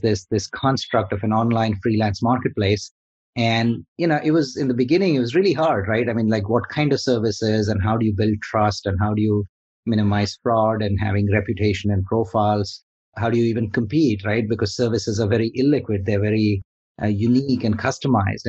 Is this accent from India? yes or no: yes; India; moved away; I'm originally from India. So coming from India